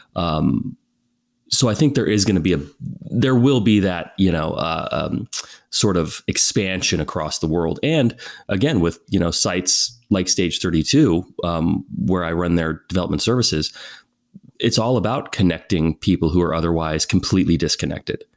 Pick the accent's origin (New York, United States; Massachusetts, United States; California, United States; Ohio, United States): California, United States; moved away as an adult; also born or lived in Abu Dhabi; I was born and raised in California, as you said, and it was a very small town, a very small community